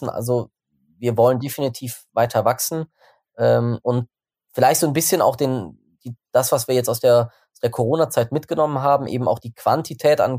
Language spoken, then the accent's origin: German; Bonn, North Rhine-Westphalia, Germany; Ich meine, ich, ich komme aus Bonn, das ganze Team kommt aus Bonn.